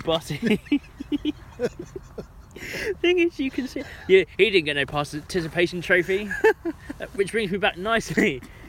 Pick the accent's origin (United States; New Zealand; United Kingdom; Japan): United Kingdom; Luton, East of England; born or raised there